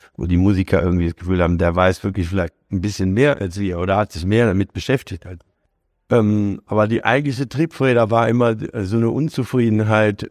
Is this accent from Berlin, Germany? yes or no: no; Hanover, Lower Saxony, Germany; moved away; also born or lived in Frankfurt; also ich bin ja Hannoveraner